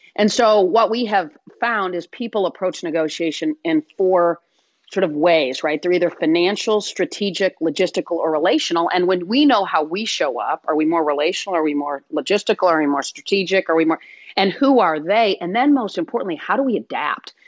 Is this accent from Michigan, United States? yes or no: yes; Michigan, United States; Grew up in Michigan, went to Michigan State, played tennis there.